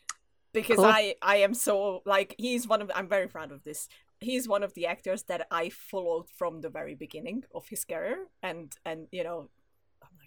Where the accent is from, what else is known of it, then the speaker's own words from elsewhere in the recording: Hungary; English is a second language; moved away as an adult; also born or lived in London; I'm Hungarian